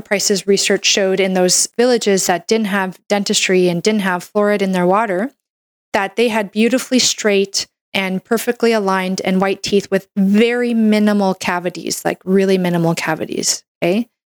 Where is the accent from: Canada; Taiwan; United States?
Canada; I'm a Canadian medical doctor